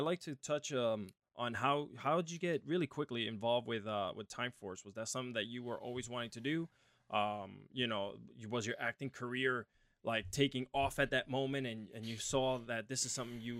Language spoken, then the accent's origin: English; Puerto Rico; moved away; also born or lived in New Jersey, United States; I came to this country. I was born and raised in Puerto Rico. You know, I lived in Jersey all my life until I went and became a Marine.